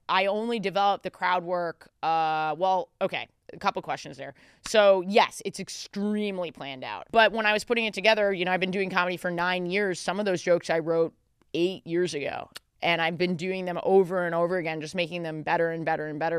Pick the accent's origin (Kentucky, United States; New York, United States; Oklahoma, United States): New York, United States; New York City; I'm a native New Yorker